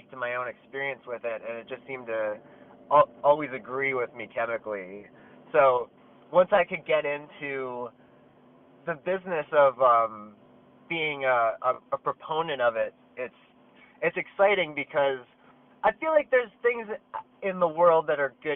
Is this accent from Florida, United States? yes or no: no; Willow Grove, Pennsylvania, United States; I'm in my hometown, like, Willow Grove, Pennsylvania